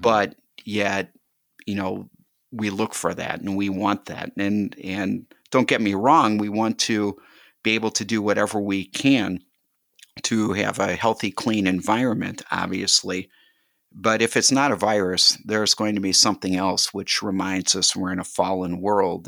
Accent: Milwaukee, Wisconsin, United States; now in Waukesha, United States; When I was growing up, I grew up in Milwaukee

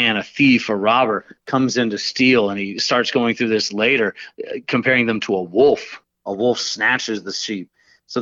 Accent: Georgia, United States; I'm from Georgia

